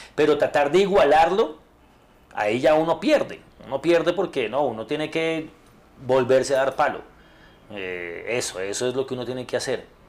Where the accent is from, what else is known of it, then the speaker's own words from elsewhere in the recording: Bogotá, Colombia; yo soy bogotano